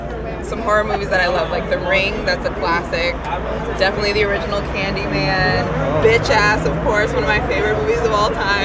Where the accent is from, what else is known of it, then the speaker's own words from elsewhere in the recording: St. Louis, Missouri, United States; My family's from North Carolina. I grew up in St. Louis, Missouri. But yeah, definitely deep South roots sort of a family.